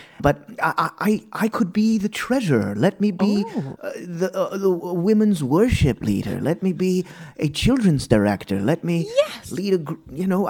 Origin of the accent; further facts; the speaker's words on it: New Jersey, United States; I'm actually from New Jersey.